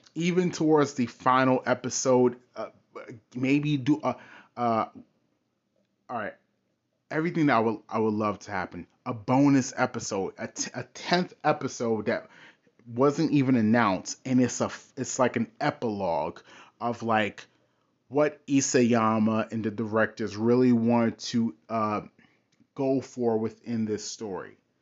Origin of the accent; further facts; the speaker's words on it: United States; I grew up in America. I am a Westerner